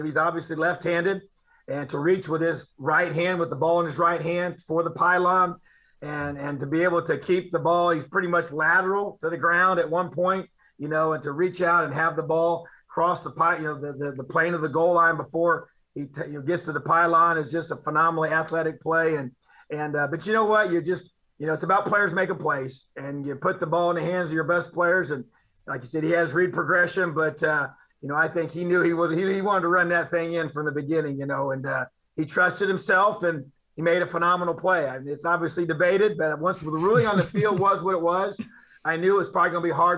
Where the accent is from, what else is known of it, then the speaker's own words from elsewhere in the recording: Indiana, United States; It's been awesome to be able to do this in my home state, and pretty special.